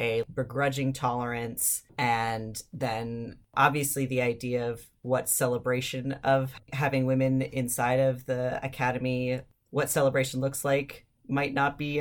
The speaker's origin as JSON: {"language": "English", "town": "Ann Arbor", "region": "Michigan", "country": "United States", "tie": "born or raised there", "said": "I grew up in Ann Arbor, which is a pretty liberal town for Michigan"}